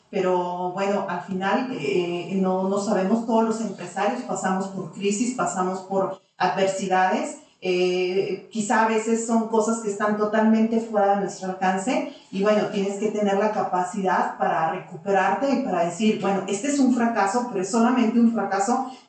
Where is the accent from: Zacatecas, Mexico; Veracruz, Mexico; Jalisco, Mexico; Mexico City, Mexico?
Zacatecas, Mexico; moved away as an adult; now in Aguascalientes, Mexico; nosotros decidimos venir a vivir a Zacatecas. Soy de aquí, de Aguascalientes, nací aquí en Aguascalientes. Pero, Zacatecas. prácticamente toda mi vida este, se desarrolló